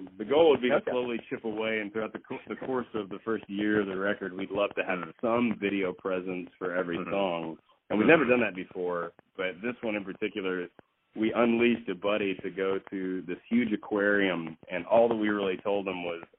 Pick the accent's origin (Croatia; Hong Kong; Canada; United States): United States; Fort Worth, Texas; also born or lived in Austin, United States; I grew up in Fort Worth, Texas. I did a lot of growing up in Austin because I was in college at the time. But when I was a kid, it was in Fort Worth.